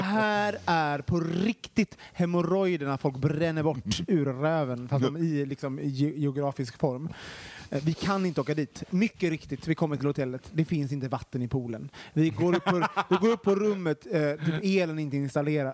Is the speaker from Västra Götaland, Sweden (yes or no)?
yes; Gothenburg, Västra Götaland, Sweden; Det lät mer göteborgskt och det mm. kommer jag ifrån